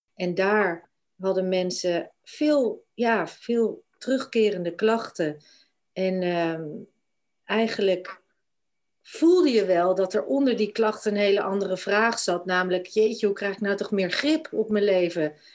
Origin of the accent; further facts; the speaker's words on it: Glimmen, Groningen, Netherlands; moved away as an adult; also born or lived in Denmark / New Zealand / England; Ik ben in Groningen opgegroeid, in Glimmen, een klein plaatsje bij Haren.